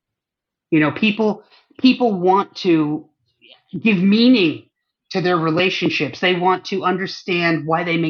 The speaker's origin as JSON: {"language": "English", "region": "northern New York", "country": "United States", "tie": "born or raised there", "also_born_or_lived": "Germany"}